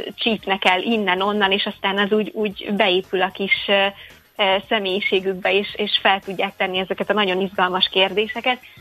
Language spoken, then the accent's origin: Hungarian; Székesfehérvár, Fejér, Hungary; én egyébként Székesfehérvári vagyok